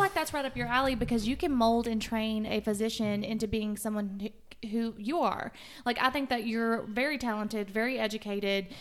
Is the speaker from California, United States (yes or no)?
no; Winchester, Tennessee, United States; also born or lived in Huntsville, Alabama; I went back to my hometown, Winchester, and worked for a year